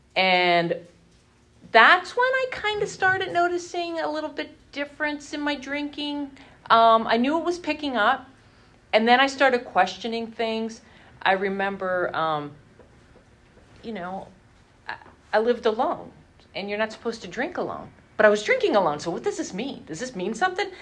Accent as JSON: {"language": "English", "town": "Hazleton", "region": "Pennsylvania", "country": "United States", "said": "I lived at home with my parents because I'm from Hazleton"}